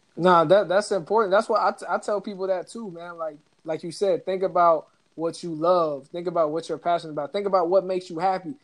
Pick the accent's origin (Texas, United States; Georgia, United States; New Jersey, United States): Georgia, United States; Atlanta; Atlanta, my hometown